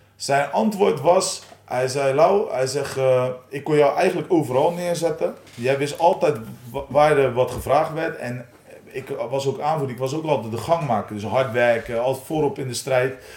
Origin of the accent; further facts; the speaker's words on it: Oudenhoorn, South Holland, Netherlands; also born or lived in Nieuwenhoorn; het dorpje waar ik vandaan kom, uh, Oude Horen, OFV